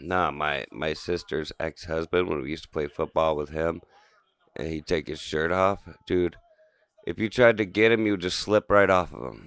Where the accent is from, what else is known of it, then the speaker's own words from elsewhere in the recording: Canton, Ohio, United States; We'd be from, well, we are from Canton.